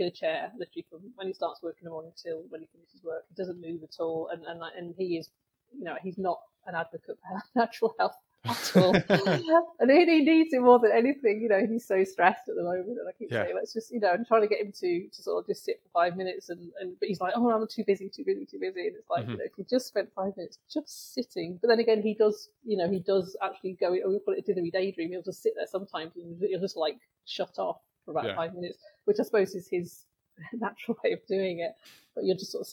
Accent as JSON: {"language": "English", "town": "Cambridge", "region": "East of England", "country": "United Kingdom", "tie": "born or raised there", "also_born_or_lived": "Manchester", "moved": "as an adult", "lives_now": "Stockport, United Kingdom", "said": "Well, I was born and bred in Cambridge, but I came up here in 1984."}